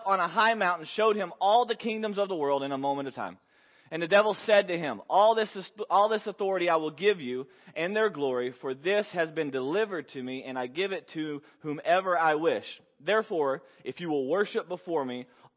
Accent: Texas, United States; I'm from Texas

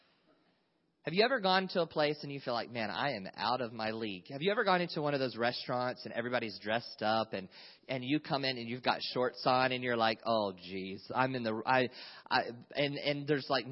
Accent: North Carolina, United States; moved away as an adult; now in California, United States; when I was 18 years old, I moved from North Carolina. I grew up in the South.

